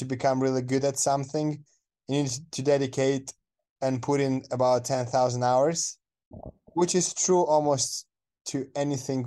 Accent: Moldova; English is a second language; moved away as an adult; now in United States; I am coming from Moldova, which is a country in Eastern Europe between Romania and Ukraine

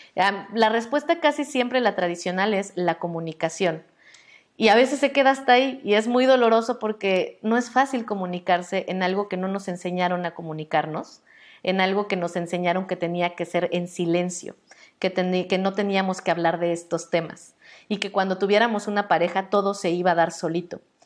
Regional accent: Mexico; Nosotras, las mujeres mexicanas, por más blancas que seamos en nuestro contexto

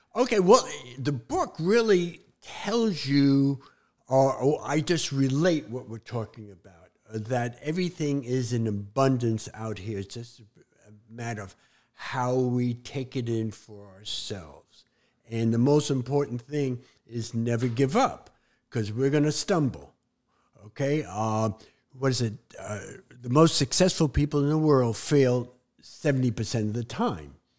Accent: New York City, New York, United States; moved away; Growing up in New York City

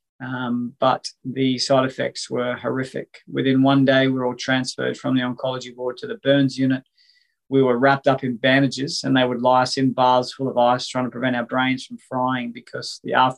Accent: Coffs Harbour, New South Wales, Australia; my hometown here in Coffs Harbour

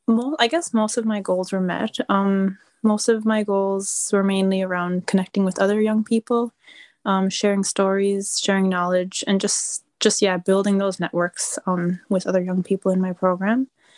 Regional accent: Hopedale, Newfoundland and Labrador, Canada; I'm from Hopedale, Nunatsiavut, and I am a Student on Ice alum from the Arctic 2017 expedition. I'm currently a master's student at Memorial University in Newfoundland

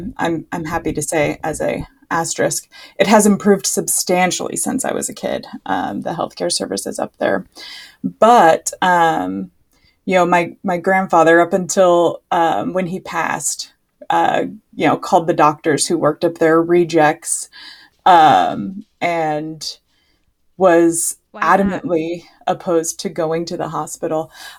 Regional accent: Sacramento, California, United States; member of the Yurok tribe located in Northern California. I was born and raised in Sacramento, so I'm an urban Indian, but all of my family lives back home on our reservation. And, being Native American is probably the most important part of my identity.

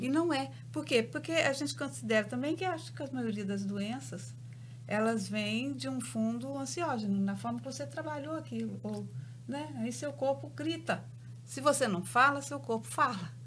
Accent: Belo Horizonte, Minas Gerais, Brazil; eu sou de Belo Horizonte, tenho uma clínica em Belo Horizonte

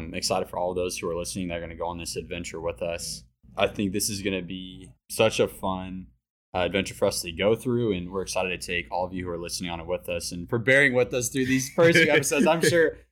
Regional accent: Granbury, Texas, United States; I am 26, from Granbury, Texas. So I'm from the Fort Worth area.

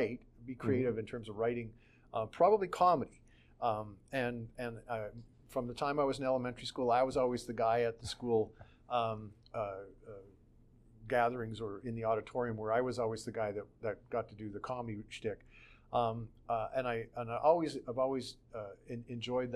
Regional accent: Calgary, Alberta, Canada; also born or lived in Edmonton, Canada; I lived my whole life basically in Calgary

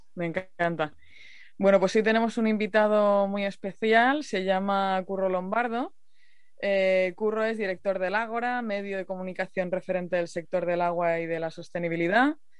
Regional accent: Murcia, Region of Murcia, Spain; yo soy de Murcia. Y, y cuando era pequeña tuvimos varias de las sequías

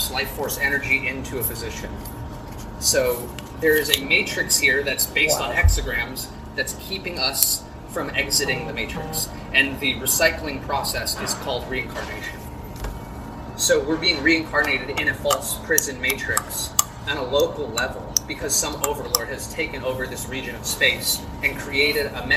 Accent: Los Angeles, California, United States; moved away as an adult; now in Kansas City, United States; I'm from Los Angeles

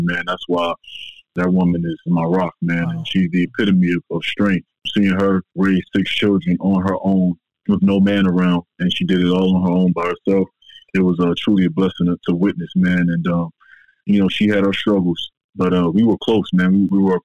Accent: Philadelphia, Pennsylvania, United States; moved away; also born or lived in Florida; I grew up originally in Philadelphia, Pennsylvania

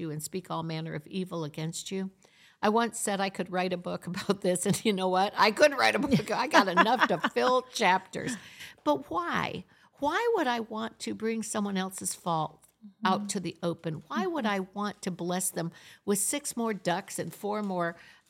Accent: Florida, United States; also born or lived in Michigan; Yeah, I was brought up in Florida.

